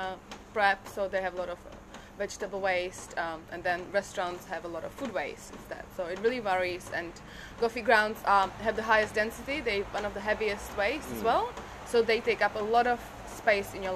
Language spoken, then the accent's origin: English; Prague, Czechia; English is a second language; moved away as an adult; also born or lived in Brisbane, Australia; now in Australia; I grew up in Prague, as you can hear. I'm not Australian originally.